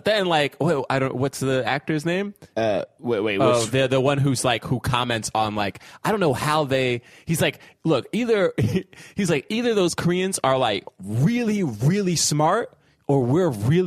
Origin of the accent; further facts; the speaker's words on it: New York, United States; I grew up in New York partly